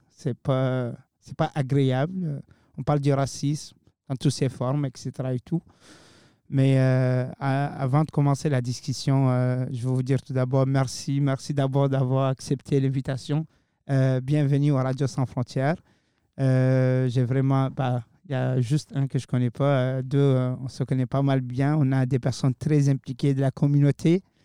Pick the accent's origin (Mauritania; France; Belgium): Mauritania; now in Moncton, Canada; chez moi en Mauritanie